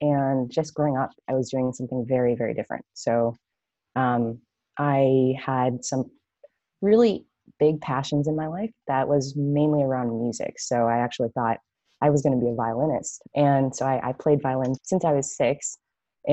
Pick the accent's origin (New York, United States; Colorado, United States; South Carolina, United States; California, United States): California, United States; Los Angeles; moved away as an adult; also born or lived in San Francisco Bay Area; I'm actually originally from Los Angeles, but moving to the Bay